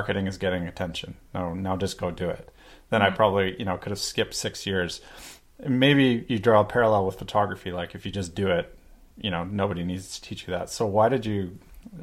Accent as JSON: {"language": "English", "town": "Vancouver", "region": "British Columbia", "country": "Canada", "said": "I'm from Vancouver."}